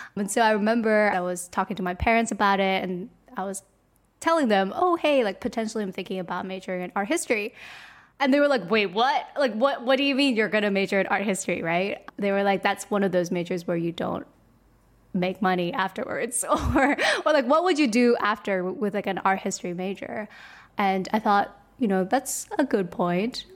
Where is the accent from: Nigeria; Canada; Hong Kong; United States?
Hong Kong; I was born and raised in Hong Kong